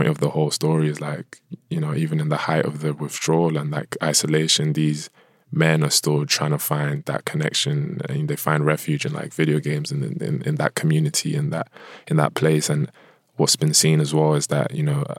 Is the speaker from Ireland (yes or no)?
no; United Kingdom; also born or lived in Nigeria; a Nigerian British person